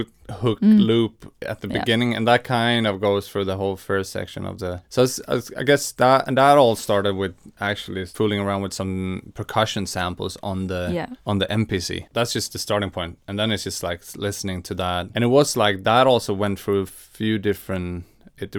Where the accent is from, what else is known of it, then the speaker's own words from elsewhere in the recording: Swedish West Coast, Sweden; And we're both from the Swedish West Coast.